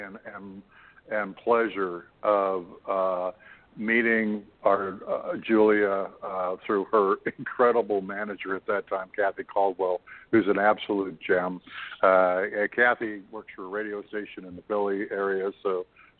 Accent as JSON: {"language": "English", "country": "Canada", "said": "I'm a Canadian"}